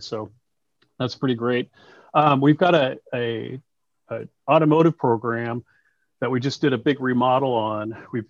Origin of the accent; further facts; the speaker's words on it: Oregon City, Oregon, United States; I grew up in Oregon City